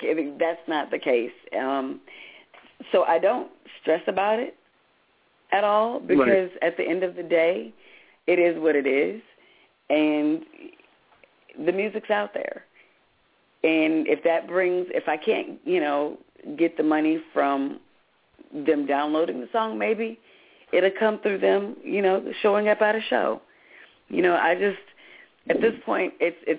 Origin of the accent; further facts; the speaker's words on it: Grand Rapids, Michigan, United States; I'm originally from Grand Rapids, Michigan